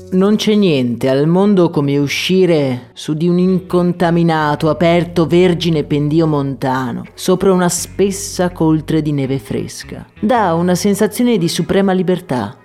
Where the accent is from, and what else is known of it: Agordo, Veneto, Italy; born or raised there